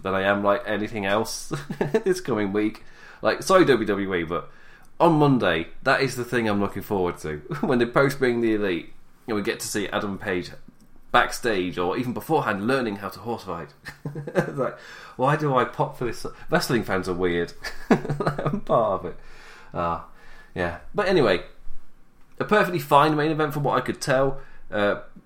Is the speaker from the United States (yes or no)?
no; England, United Kingdom; I'm English